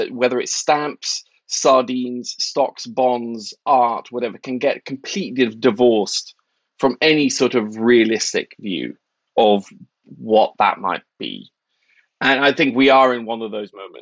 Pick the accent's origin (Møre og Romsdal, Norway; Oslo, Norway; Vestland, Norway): Oslo, Norway; moved away as an adult; also born or lived in New York; I grew up in Norway in the 80s